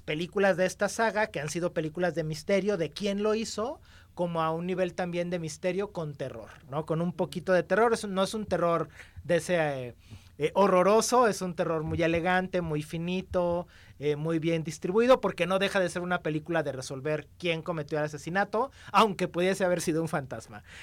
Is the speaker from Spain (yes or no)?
no; Mexico; somos los mexicanos